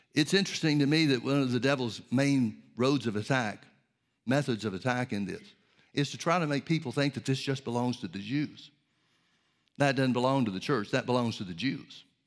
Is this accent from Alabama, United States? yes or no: yes; Birmingham, Alabama, United States; when I was a kid growing up in Birmingham, Alabama